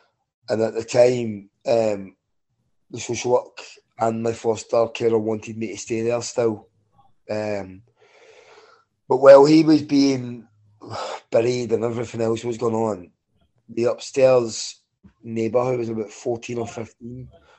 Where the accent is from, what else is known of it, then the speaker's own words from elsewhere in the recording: Glasgow, Scotland, United Kingdom; born there; I was born in 1978 in Glasgow, and I was born in an environment that you would associate with Belfast.